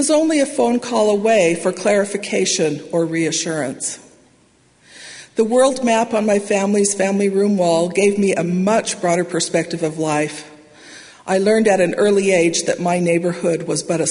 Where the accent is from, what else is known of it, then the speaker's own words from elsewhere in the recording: Salt Lake Valley, Utah, United States; now in Provo, United States; I grew up in the Salt Lake Valley